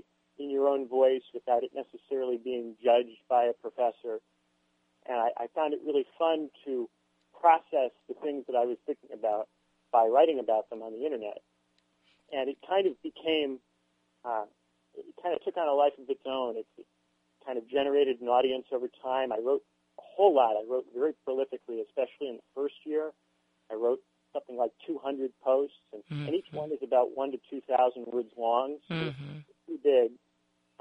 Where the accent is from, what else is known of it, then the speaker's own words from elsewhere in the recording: Valparaiso, Indiana, United States; moved away as an adult; also born or lived in Warwick, England; now in Cambridge, United Kingdom; I come from the United States. I grew up in Valparaiso, Indiana, near Chicago